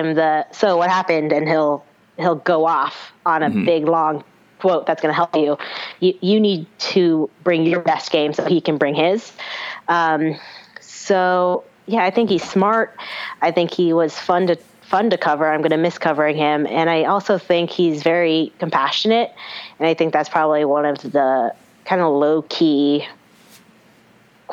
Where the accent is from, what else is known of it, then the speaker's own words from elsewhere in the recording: Seattle, Washington, United States; moved away as an adult; now in Los Angeles, United States; I grew up in Seattle